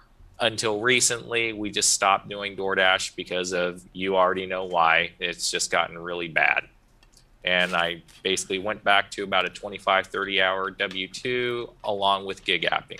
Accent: Soddy Daisy, Tennessee, United States; also born or lived in Chattanooga; I was born in Chattanooga half my life. My dad was in the military, but after he got out, you know, he was a dual Army Navy at the time. But the point is that he got out. I was living with my grandparents in Soddy Daisy a long time ago as a kid

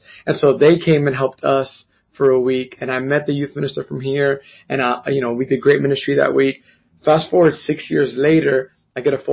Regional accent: New York City, New York, United States; moved away as an adult; now in North Richland Hills, United States; I'm from New York City. I'm from Washington Heights, actually, specifically. And I'm Dominican, very, very proud to be

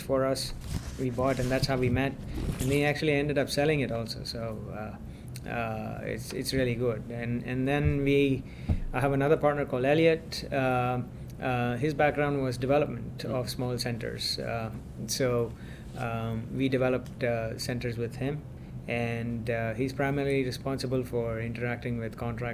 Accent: India; now in United States; I'm originally from India

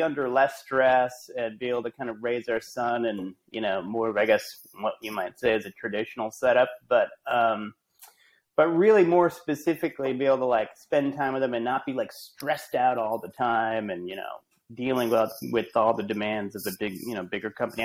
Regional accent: Rhode Island, United States; moved away as an adult; also born or lived in Amherst, Massachusetts / New York / Los Angeles; I'm from Rhode Island originally

